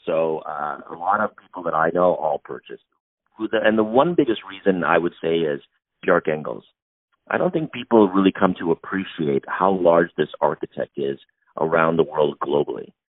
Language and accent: English; Toronto, Ontario, Canada; we're from Toronto